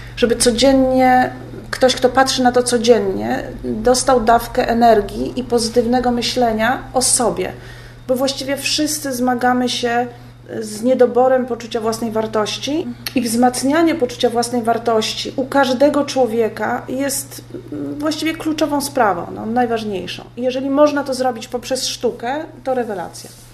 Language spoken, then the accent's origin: Polish; Poland; ja jestem z Polski